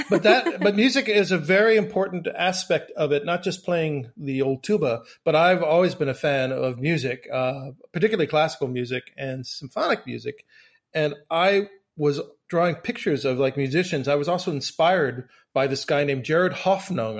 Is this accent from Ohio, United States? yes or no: no; Silver Spring, Maryland, United States; growing up in Silver Spring, Maryland